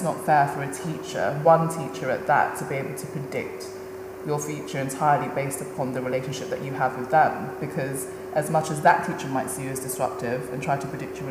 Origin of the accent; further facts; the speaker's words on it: London, United Kingdom; I grew up in Peckham, which is predominantly, now it's gentrified as hell, but when I was living there, it was a very working class, black neighbourhood